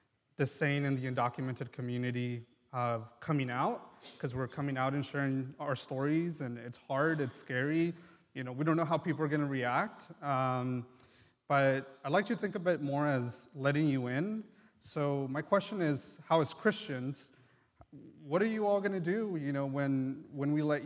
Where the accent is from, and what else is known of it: United States; born or raised there; first language Triqui; English is a second language; also born or lived in Mexico